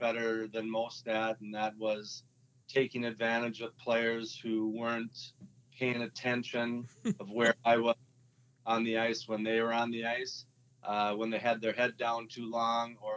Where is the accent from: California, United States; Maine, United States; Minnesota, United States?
Minnesota, United States; Blaine; also born or lived in Fridley, Minnesota; I was born in Fridley, grew up in Blaine